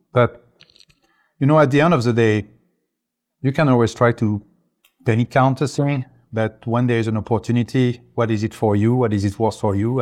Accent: France; English is a second language; now in United States; I'm originally French, uh, English is not my first language

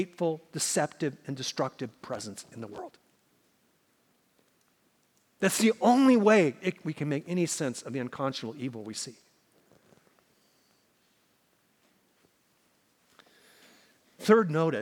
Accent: Minnesota, United States; moved away; where I grew up in Minnesota

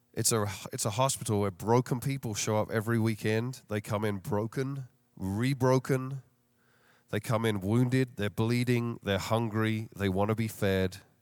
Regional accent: London, United Kingdom; moved away as an adult; now in Chicago, United States; I don't have a Chicago accent. Uh, born and raised in London, England, and came over here fifteen years ago

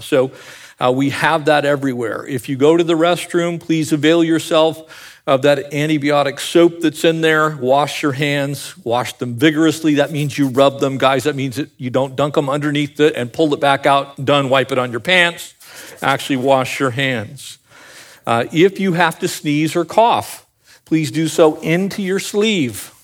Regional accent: Escondido, California, United States; I grew up in the avocado capital of the world. I was born in Escondido, California

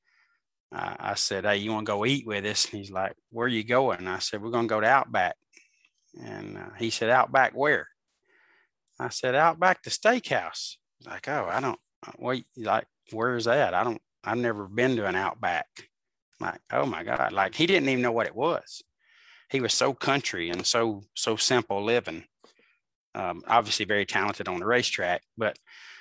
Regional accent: Birmingham, Alabama, United States; I'm from Birmingham

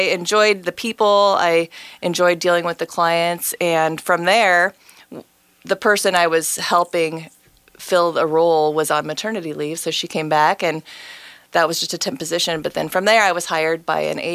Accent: Midwest, United States; moved away as an adult; also born or lived in Kansas; now in Oregon, United States; I was born and raised in the Midwest. And in 2003, we moved from Kansas to Oregon.

